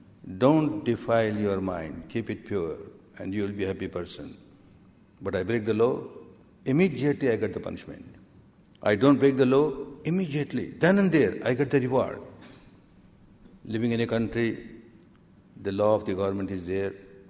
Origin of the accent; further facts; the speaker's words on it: Myanmar; English is a second language; moved away as an adult; now in India; I remember when I came from Myanmar to India in 1969 and I started teaching this technique. I had learned with my teacher in Myanmar for 14 years